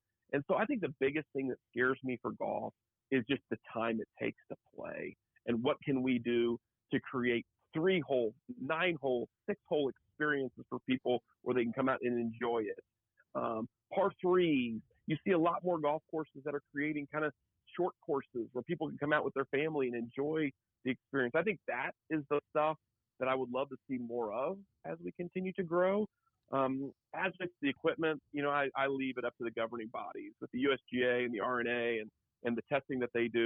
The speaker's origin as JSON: {"language": "English", "town": "Oklahoma City", "region": "Oklahoma", "country": "United States", "moved": "yes", "lives_now": "Kansas City, United States", "said": "I'm from Oklahoma City"}